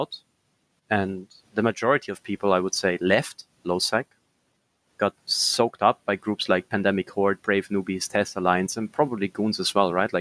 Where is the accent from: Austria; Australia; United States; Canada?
Austria; first language German; English is a second language; I'm from Austria